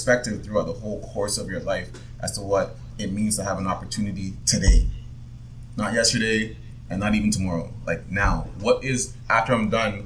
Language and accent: English; Jamaica; now in Canada; I was born in Jamaica